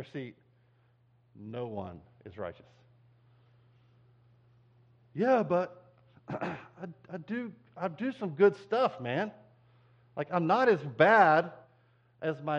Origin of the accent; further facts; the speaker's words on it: United States; as American Christians